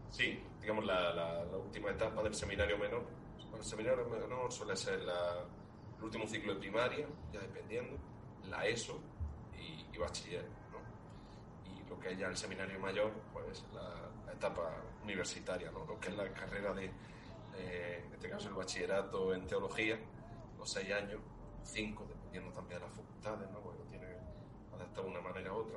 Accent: Spain; el copatrón de mi pueblo, de Fiñara

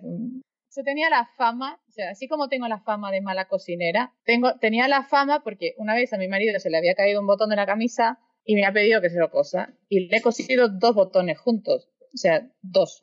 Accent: Argentina; moved away as an adult; also born or lived in Europe; Me fui a los veintipocos años de Argentina

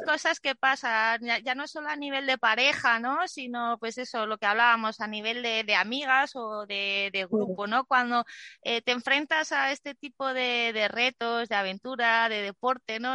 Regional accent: Zaragoza, Aragon, Spain; cuando era pequeña en un parque en Zaragoza

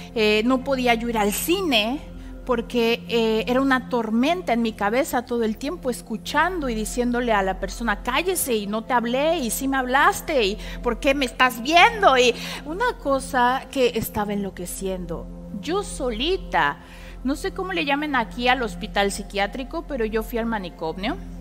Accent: Puebla, Mexico

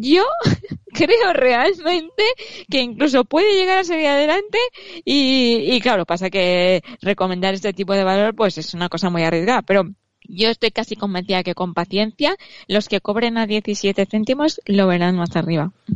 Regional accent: Spain; somos los españoles

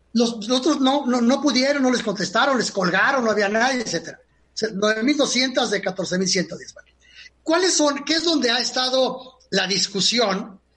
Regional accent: Mexico; somos los mexicanos de 15 años hasta 60

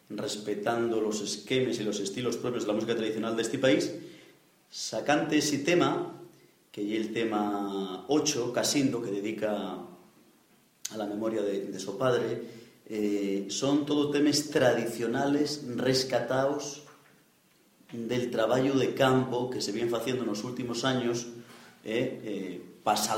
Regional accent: Pravia, Asturias, Spain; y que yo soy de Pravia. ¿eh? Los asturianos para eso somos muy etnocéntricos, ¿sí verdad?

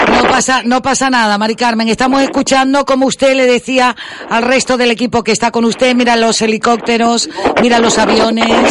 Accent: Gran Canaria, Canary Islands, Spain; aunque no seamos de Tejeda pero todos somos gran canarios y canarios

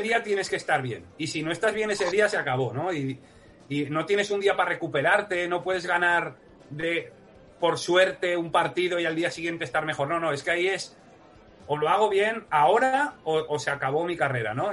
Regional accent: Huesca, Aragon, Spain; soy de Huesca

